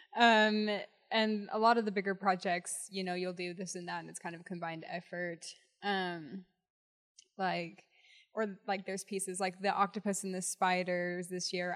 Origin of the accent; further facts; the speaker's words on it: St. George, Utah, United States; also born or lived in Salt Lake City, Utah; I grew up in St. George, Utah.